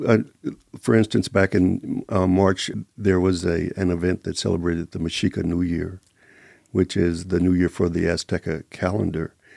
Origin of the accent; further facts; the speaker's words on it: Kansas City, Kansas, United States; now in Las Vegas, United States; I'm originally from Kansas City, Kansas.